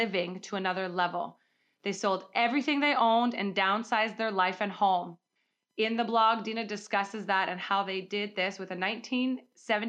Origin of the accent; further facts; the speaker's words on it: Calgary, Alberta, Canada; my hometown, Calgary